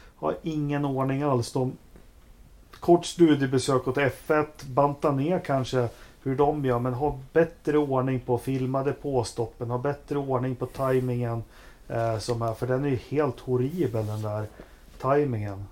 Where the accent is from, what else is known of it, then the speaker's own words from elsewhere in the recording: Västerås, Västmanland, Sweden; här i Västerås där jag bodde